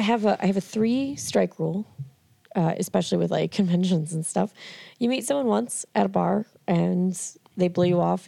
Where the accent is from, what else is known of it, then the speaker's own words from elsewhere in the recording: Merrimack, New Hampshire, United States; I grew up in New Hampshire.